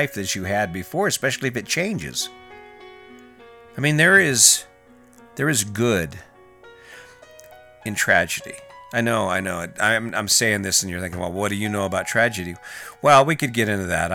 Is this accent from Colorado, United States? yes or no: yes; Cañon City, Colorado, United States; I'm from Canyon City, Colorado, and whitewater rafting is one of the big summer events